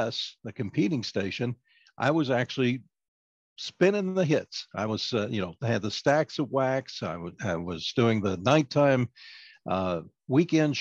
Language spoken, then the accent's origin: English; Owensboro, Kentucky, United States; I was on the top ranked radio station in my hometown